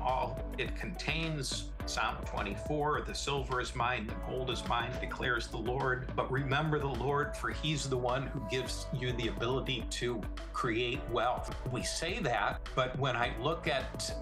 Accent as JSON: {"language": "English", "town": "Canandaigua", "region": "New York", "country": "United States", "tie": "born or raised there", "said": "I grew up in the Finger Lakes of upstate New York, a little town called Canandaigua"}